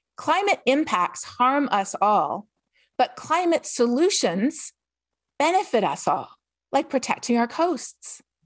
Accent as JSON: {"language": "English", "country": "Canada", "said": "I'm from Canada."}